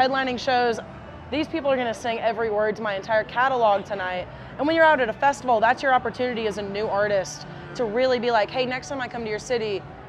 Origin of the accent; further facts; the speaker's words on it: Atlanta, Georgia, United States; I'm from Atlanta